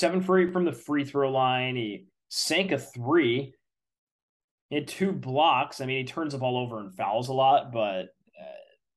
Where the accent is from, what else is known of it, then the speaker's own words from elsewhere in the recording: Connecticut, United States; my home state Travelers Championship